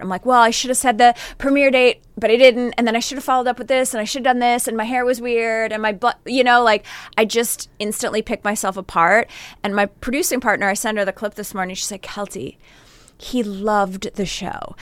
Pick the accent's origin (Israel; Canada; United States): Canada; Northern Canada; I grew up in Northern Canada